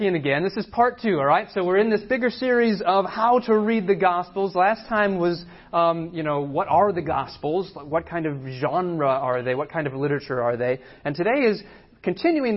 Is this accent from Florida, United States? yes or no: no; San Diego, California, United States; moved away as an adult; also born or lived in Boston; I grew up in San Diego, right? So I'm not far from here, San Diego